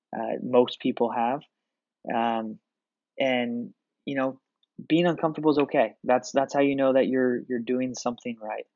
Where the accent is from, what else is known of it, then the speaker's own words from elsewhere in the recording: Portland, Oregon, United States; I'm from Portland, Oregon.